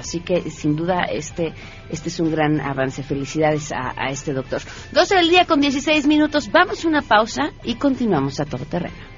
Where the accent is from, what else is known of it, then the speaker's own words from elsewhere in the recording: Mexico; como mexicanos